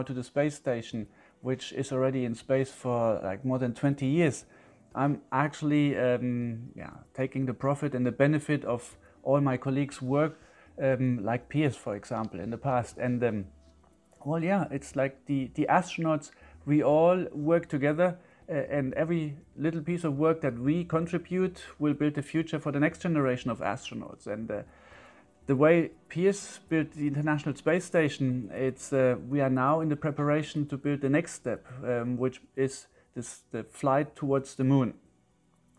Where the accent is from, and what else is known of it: Germany; also born or lived in Leeds